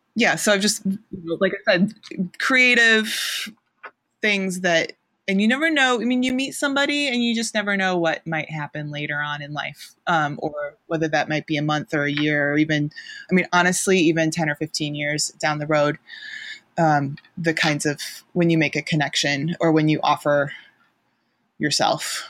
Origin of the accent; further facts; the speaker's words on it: outside Chicago, Illinois, United States; moved away as an adult; also born or lived in Massachusetts; now in Ohio, United States; I grew up outside Chicago, um, went to college in Massachusetts, lived, um, there, and also abroad for, um, New England mostly for fifteen years